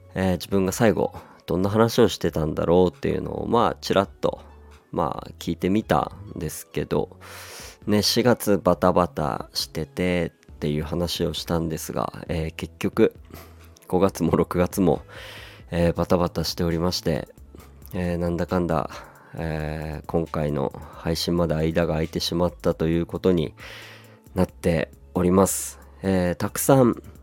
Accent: Hirosaki, Aomori, Japan; now in Yokohama, Japan; 僕の、えー、地元弘前

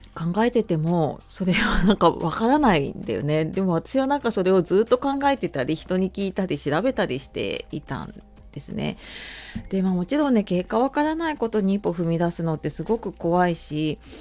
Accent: Hokkaido, Japan; moved away; 小さい頃北海道に住んでた

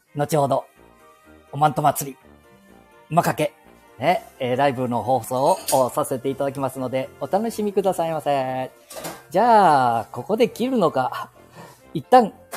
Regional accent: Aichi, Japan; 私 もすぐ隣で生まれ育った

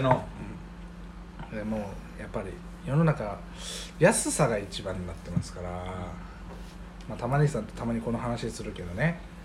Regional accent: Iwate, Japan; moved away; also born or lived in Fukushima; 僕は岩手出身

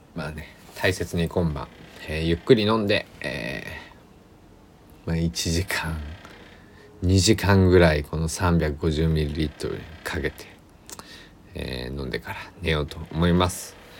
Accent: Kochi, Japan; also born or lived in Kagawa / Osaka / Tokyo; 僕の地元、高知県佐木市

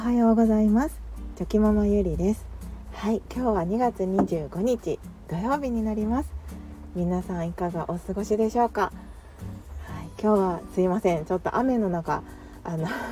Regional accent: Kansai, Japan; 自分はその関西人なので

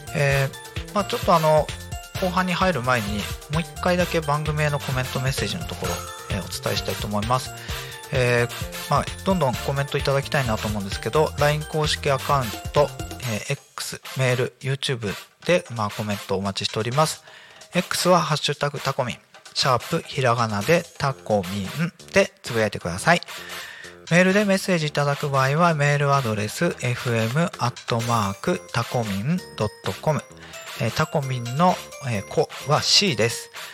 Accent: Akita, Japan; moved away; 私も秋田県出身ということで

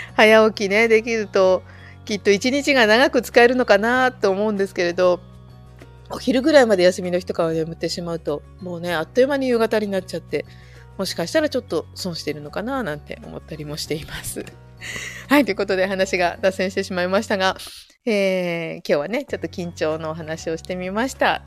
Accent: Saitama, Japan; now in Fukushima, Japan; で私は埼玉で育ったんですけれど

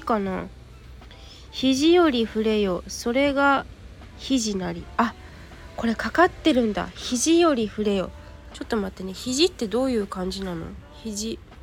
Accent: Yokohama, Kanagawa, Japan; 石田園というお茶屋さんなんですよ、私の実家って。で、えっと、二店舗ありまして、もちろんオンラインショッピングもやってるんだけど、ここの陽光台っていうのが、えっと、テナントの中に入っているんですよ。ここがね、二店舗目

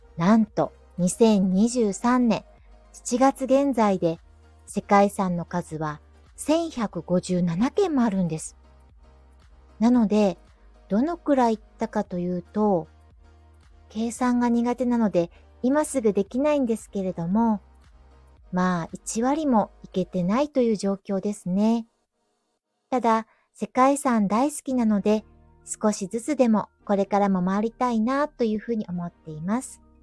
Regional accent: Kyoto, Japan; 京都市内に生まれ育ち、そして今も京都に住んでいる大の京都好きの京都人です。

